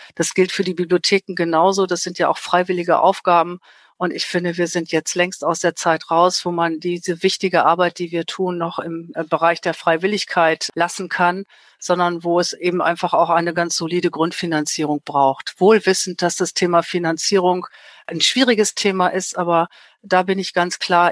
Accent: Germany; bei uns in Deutschland

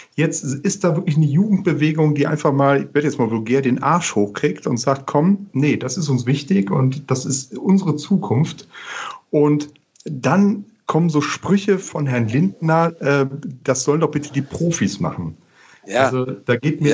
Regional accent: Rhineland, Germany; als Rheinländer

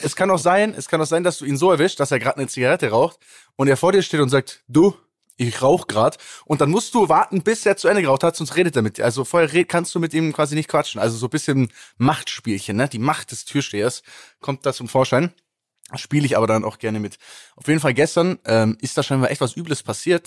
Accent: Kempten, Bavaria, Germany; bei uns in Kempten

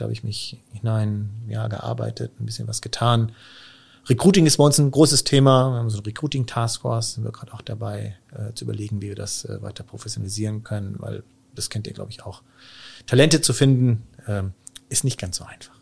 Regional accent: Münster, North Rhine-Westphalia, Germany; also born or lived in Stuttgart / Osnabrück; dann wieder zurück äh, in die Heimat nach Münster

